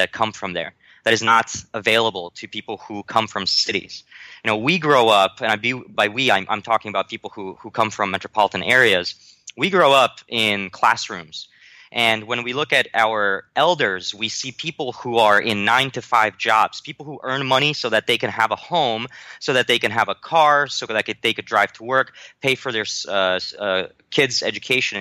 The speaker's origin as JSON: {"language": "English", "region": "New Jersey", "country": "United States", "tie": "born or raised there", "also_born_or_lived": "Warsaw, Poland", "said": "I traveled from there to America, and I grew up in New Jersey"}